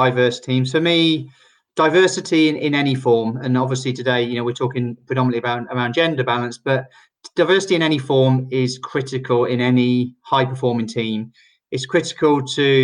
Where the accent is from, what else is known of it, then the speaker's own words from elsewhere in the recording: Oxford, South East England, United Kingdom; moved away as an adult; now in Barcelona, Spain; Originally, I'm from Oxford in England, where I both studied and started my early career